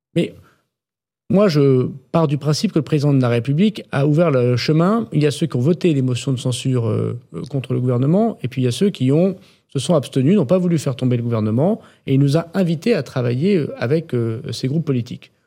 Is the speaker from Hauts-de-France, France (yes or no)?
yes; the Nord, Hauts-de-France, France; chez moi dans le Nord